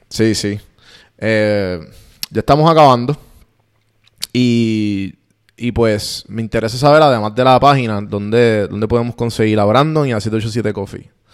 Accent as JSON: {"language": "Spanish", "country": "Puerto Rico", "first_language": "Spanish", "moved": "as an adult", "lives_now": "Atlanta, United States", "said": "yo soy puertorriqueño"}